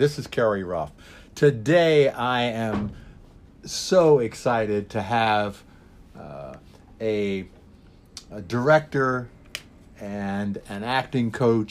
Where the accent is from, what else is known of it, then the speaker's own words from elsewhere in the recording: Philadelphia, Pennsylvania, United States; now in New York, United States; I mean, I came from Philadelphia, and when I got here to New York, I'm in communication.